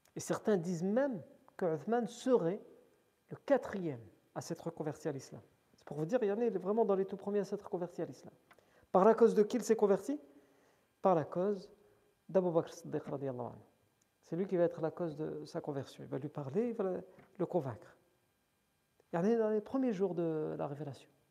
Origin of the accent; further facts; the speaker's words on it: France; on est né en France, on a grandi en France.